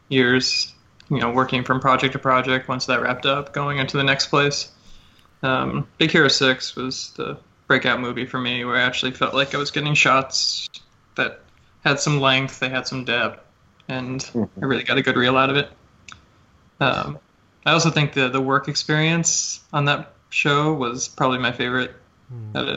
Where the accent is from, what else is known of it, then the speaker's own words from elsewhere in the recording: California, United States; moved away as an adult; I'm from California